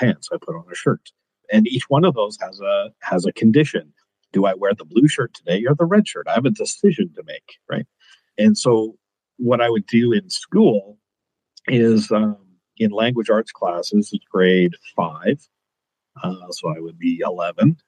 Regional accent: Kelowna, British Columbia, Canada; also born or lived in Edmonton, Alberta; I currently reside in Kelowna, British Columbia. It's where I grew up, even though I was born in Edmonton

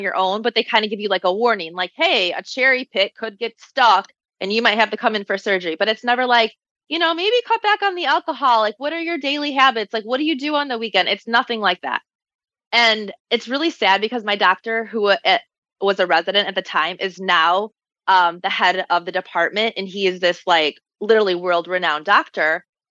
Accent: Michigan, United States; moved away as an adult; also born or lived in Chicago; I moved back to Michigan. I'm from Michigan originally.

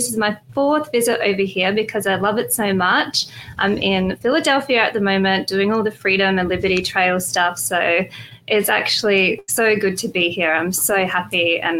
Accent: Western Australia, Australia; in my home state, in my state where I live, Western Australia.

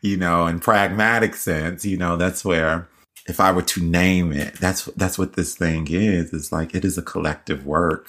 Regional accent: Nashville, Tennessee, United States; my hometown church in Nashville

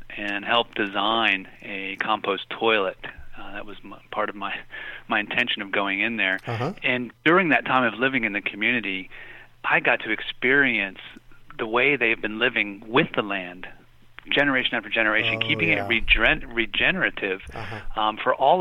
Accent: Appalachia, United States; also born or lived in Latin America; now in Frederick, United States; I'm originally from Appalachia

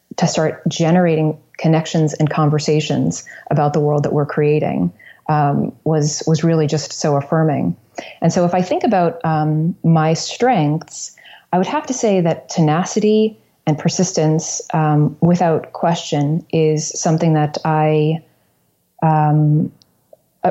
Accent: New Smyrna Beach, Florida, United States; moved away; also born or lived in New York City; in Florida, in my hometown, New Smyrna Beach

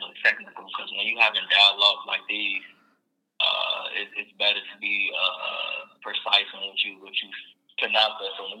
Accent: Chicago, Illinois, United States; also born or lived in London, England; I'm from Chicago. I was born in London, England.

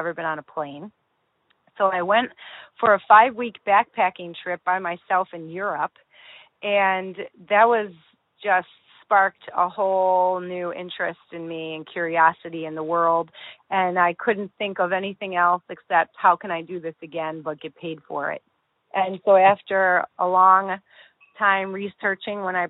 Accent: Rochester, New York, United States; moved away as an adult; now in Whitby, Canada; I'm originally from Rochester, New York, and now living in Whitby, Ontario.

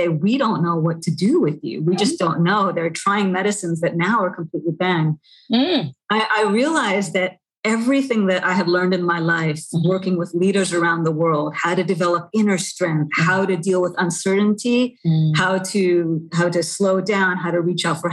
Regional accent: Canada; now in New York City, United States; I grew up in Canada. I live in New York City.

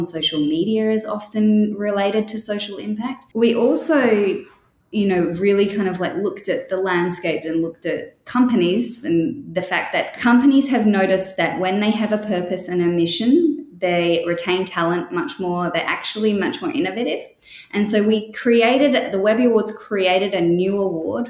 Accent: Australia; accent: Australian; moved away as an adult; also born or lived in United Kingdom / Edinburgh, Scotland / London, England; I grew up in Australia, but I was born in the UK, and then I went back to the UK for university

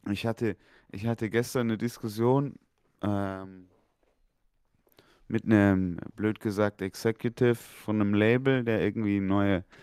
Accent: Munich, Bavaria, Germany; ich komme aus München.

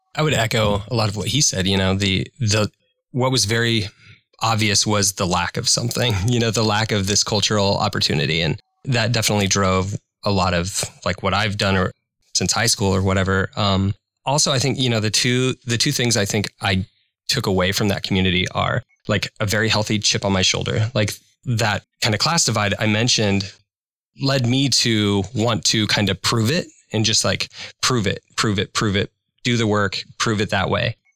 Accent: Imperial, Nebraska, United States; I grew up in Imperial, Nebraska

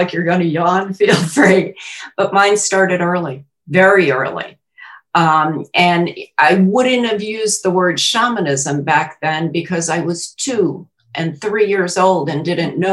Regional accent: New York City, New York, United States; now in Kentucky, United States; I was born in Queens, New York

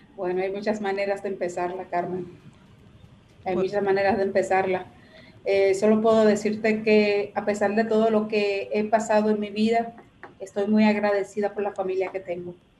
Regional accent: Matas de Farfán, San Juan, Dominican Republic; moved away; llegué donde estaba mi abuela, donde estaba mi familia, que eran mis raíces, mi tierra.

